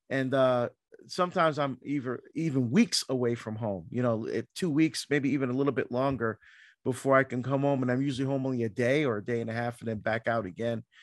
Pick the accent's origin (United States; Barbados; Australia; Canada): Barbados; born there; Yeah, so I was born in Barbados, uh, in the West Indies, in the Caribbean.